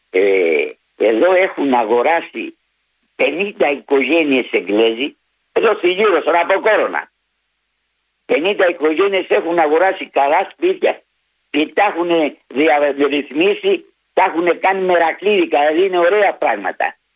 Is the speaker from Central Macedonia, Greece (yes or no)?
no; Paidochori, Eastern Macedonia and Thrace, Greece; Το χωριό μου λέγεται Παϊδοχώρη.